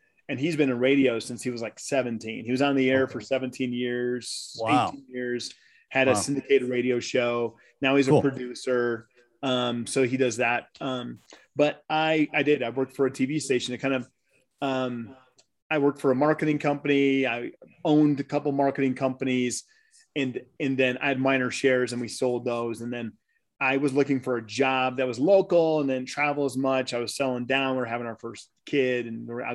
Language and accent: English; Michigan, United States; moved away as an adult; now in Colorado, United States; I'm actually from Michigan, but I've been here for like 27 years. So I moved out here when I was 21.